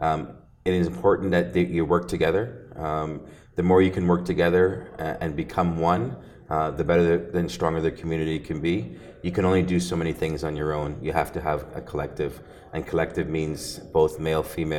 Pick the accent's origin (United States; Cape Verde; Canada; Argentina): Canada; Ontario; I'm from Ontario